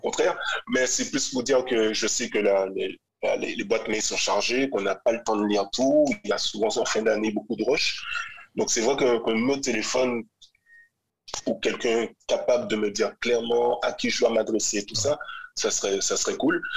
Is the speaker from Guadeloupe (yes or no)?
yes; Grand-Camp, Guadeloupe; moved away as an adult; also born or lived in France / Martinique; ma mère martiniquaise, euh, mon père est guadeloupéen, j'ai grandi à Grand Camp.